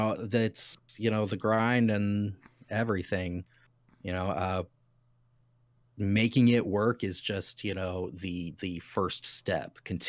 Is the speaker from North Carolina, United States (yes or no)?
no; Utah, United States; So originally, I am from Utah.